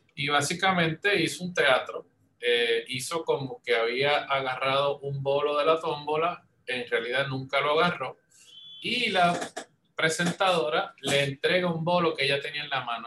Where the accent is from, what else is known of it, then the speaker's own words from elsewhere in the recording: Puerto Rico; Yo como soy de Puerto Rico